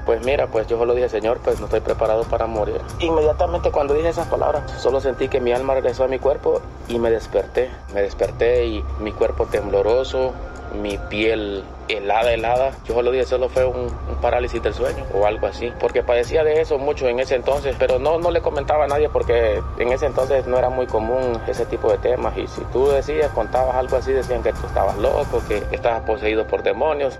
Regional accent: Honduras; moved away as an adult; now in Ecuador; cuando estuve en mi país natal, Honduras.

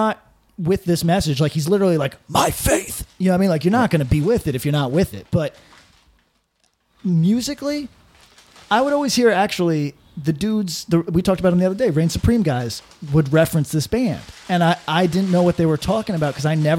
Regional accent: Northeast, United States; I was from the Northeast.

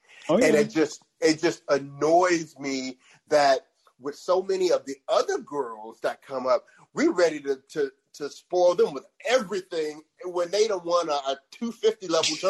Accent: Shreveport, Louisiana, United States; I'm from Shreveport, so I had to make sure we called that out. You know, Shreveport, Louisiana.

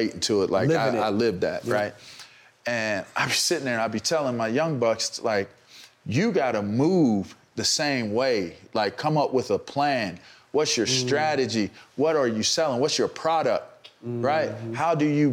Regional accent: Pittsburgh, Pennsylvania, United States; I'm from Pittsburgh. Like, if you know about being from the bird. and my family's from Homewood

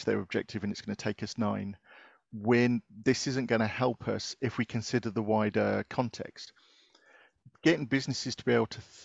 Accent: United Kingdom; from being British

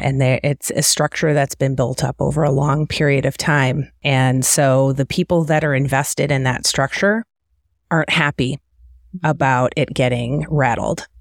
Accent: Detroit, Michigan, United States; also born or lived in Cleveland / Kansas City Metro; now in Kansas City, United States; I'm from the Detroit area.

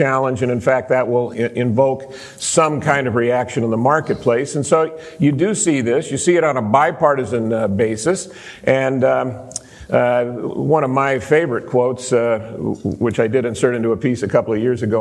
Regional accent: Los Angeles, California, United States; I'm from Los Angeles

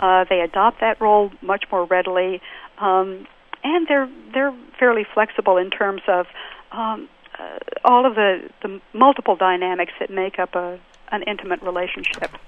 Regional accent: Texas, United States; another Texan

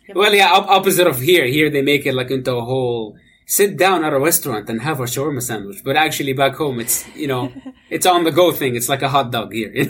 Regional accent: Amman, Amman Governorate, Jordan; moved away as an adult; now in Canada; I, I, was born and raised in Amman, Jordan

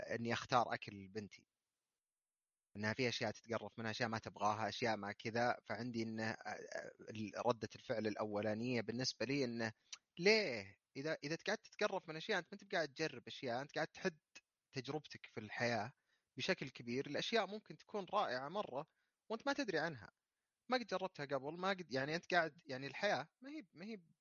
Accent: Saudi Arabia; عندنا في السعوديه

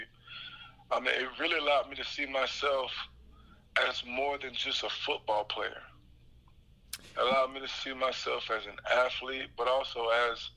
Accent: Jacksonville, Florida, United States; me and Shaq are from the same home city.

